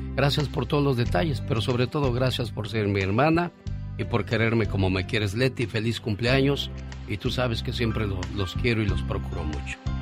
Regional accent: Mexico City, Mexico; moved away; Un día salí del Distrito Federal, pero el DF nunca salió de mí.

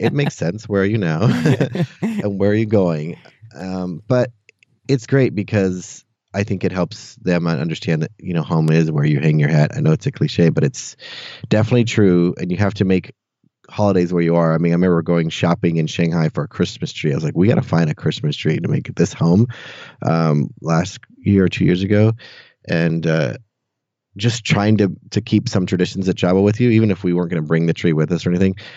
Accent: Santa Cruz, California, United States; moved away as an adult; now in Austin, United States; I grew up in Santa Cruz, California, actually on another beach town. Um, yeah, until I was about 18 or 19 when I left for college

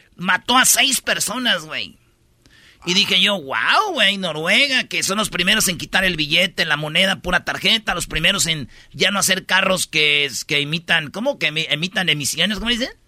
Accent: Mexico; soy mexicano, amo mi selección

